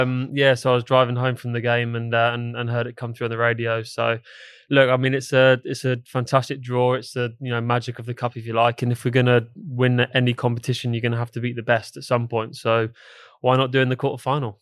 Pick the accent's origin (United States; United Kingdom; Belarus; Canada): United Kingdom; England; now in London, United Kingdom; for me being English